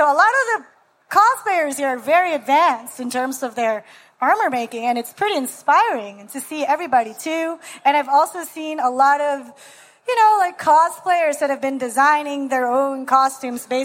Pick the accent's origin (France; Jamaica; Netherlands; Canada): Canada; you were talking about the set play because I'm from Canada.